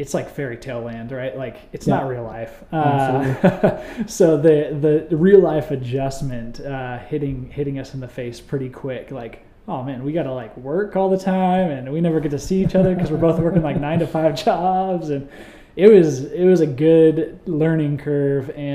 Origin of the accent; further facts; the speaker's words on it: Oregon, United States; moved away as an adult; now in Arizona, United States; I grew up in Oregon